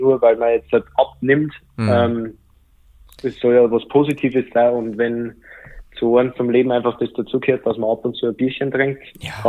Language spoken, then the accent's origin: German; Bavaria, Germany; ich komme jetzt aus Bayern, äh, wenn man stark hört